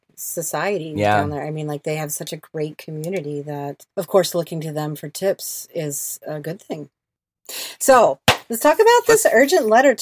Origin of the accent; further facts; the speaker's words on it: Georgia, United States; my home state of Georgia